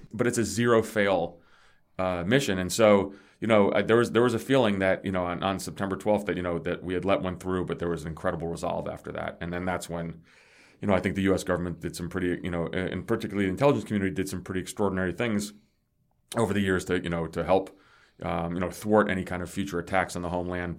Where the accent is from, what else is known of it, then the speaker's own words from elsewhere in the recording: New Jersey, United States; also born or lived in Greece / New York City; I grew up in New Jersey, so I'm not a native New Yorker